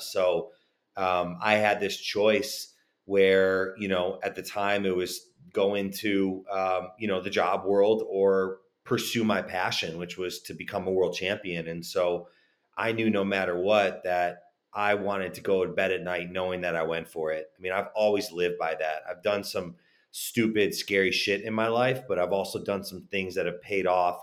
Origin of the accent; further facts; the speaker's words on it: Chicago, Illinois, United States; moved away; also born or lived in Texas / California; I was born and raised in Chicago